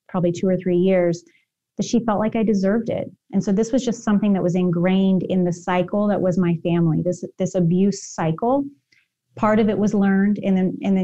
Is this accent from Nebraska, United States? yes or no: no; Kansas, United States; also born or lived in Arkansas; we moved from Arkansas, then we moved to Kansas in the middle of the night when I was in kindergarten